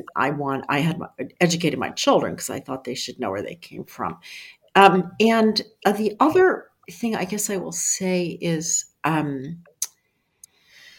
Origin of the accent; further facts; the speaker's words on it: Philadelphia, Pennsylvania, United States; I grew up in Philadelphia